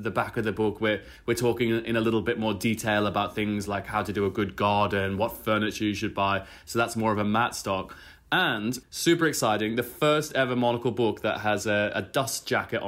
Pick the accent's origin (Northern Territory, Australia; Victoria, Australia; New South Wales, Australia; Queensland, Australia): Queensland, Australia; Brisbane; my hometown of Brisbane